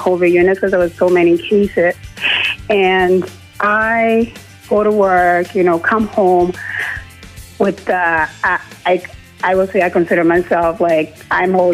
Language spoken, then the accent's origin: English; Liberia; moved away as an adult; now in Kitchener, Canada; I'm actually born and raised in Liberia